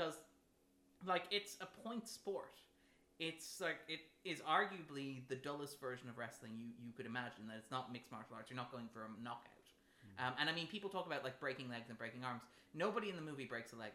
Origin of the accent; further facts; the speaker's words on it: Ireland; as Irish people